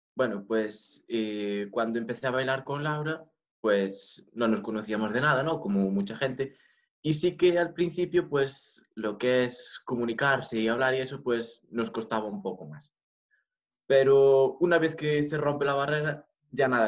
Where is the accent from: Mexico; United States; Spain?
Spain; Galicia; Spanish is a second language